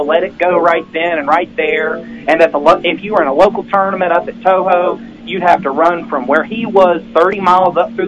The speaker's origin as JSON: {"language": "English", "region": "West Virginia", "country": "United States", "said": "I'm from the Ohio River, but I'm from West Virginia. I'm right where West Virginia, Kentucky, and Ohio come together."}